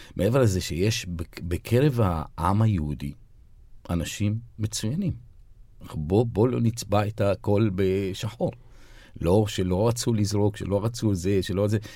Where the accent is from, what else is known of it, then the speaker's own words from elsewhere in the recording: Haifa, Haifa District, Israel; now in Jaffa, Israel; אני זוכר פעם אחת ציירתי דגל פלסטין על המרפסת אצלנו בחיפה, וגדלנו בוואדי ניסנס